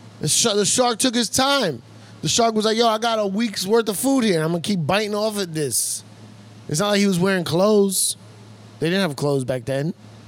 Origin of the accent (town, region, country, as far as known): Puerto Rico